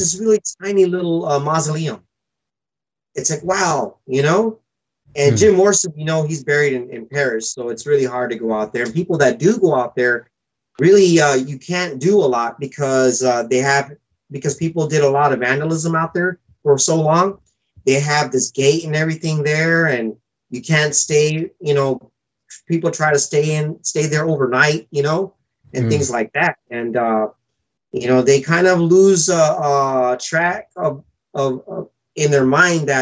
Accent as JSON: {"language": "English", "country": "Fiji", "tie": "born or raised there", "said": "I was born in Fiji Island, so I was some kind of like Fijian Indian."}